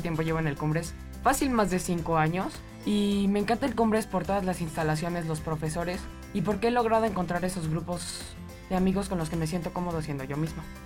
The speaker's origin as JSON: {"language": "Spanish", "region": "Querétaro", "country": "Mexico", "said": "Yo soy de aquí de Querétaro"}